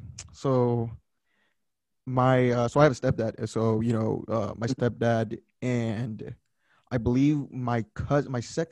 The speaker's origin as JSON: {"language": "English", "area": "Rio Grande Valley", "region": "Texas", "country": "United States", "said": "I am from the Rio Grande Valley."}